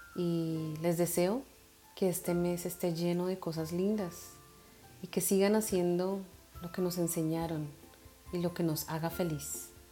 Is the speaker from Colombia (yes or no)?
yes; Colombia; moved away; en Colombia celebramos el Día de las Velitas